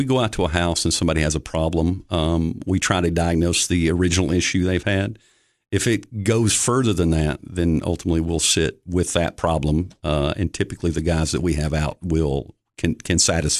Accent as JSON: {"language": "English", "town": "Cookeville", "region": "Tennessee", "country": "United States", "tie": "born or raised there", "said": "Born and raised in Cookeville."}